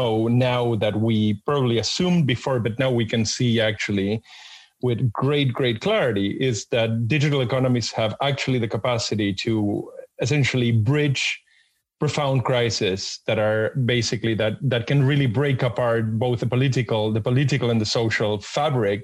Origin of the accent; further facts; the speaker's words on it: Argentina; I was born and raised in Argentina